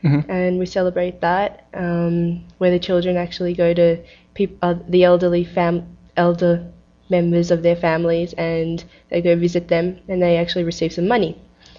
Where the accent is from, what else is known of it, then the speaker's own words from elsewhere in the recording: Australia; So we all came down to Turkey, and I was born in Australia, actually. And I have a lot of family in Turkey as well as Australia now.